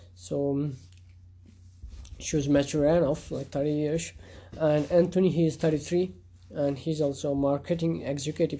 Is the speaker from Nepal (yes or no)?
yes; Nepal; in my country, uh, I'm a Hindu Hindu culture, and I'm from Nepal